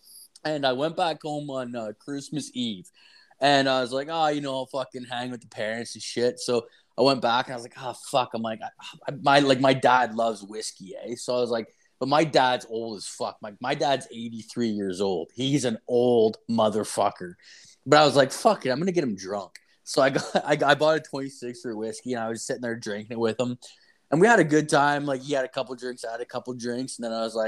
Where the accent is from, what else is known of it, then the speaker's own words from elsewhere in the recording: Ontario, Canada; there's no heroin addicts in my hometown